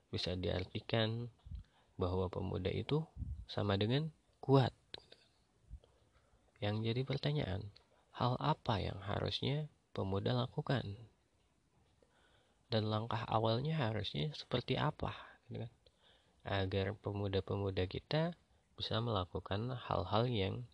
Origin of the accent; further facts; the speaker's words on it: Bandung, West Java, Indonesia; kemarin yang paling dekat itu di kota aku sendiri yaitu di Bandung